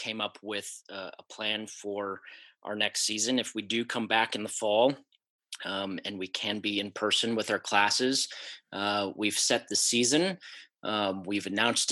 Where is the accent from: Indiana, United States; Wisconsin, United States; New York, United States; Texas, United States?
Wisconsin, United States; growing up in Wisconsin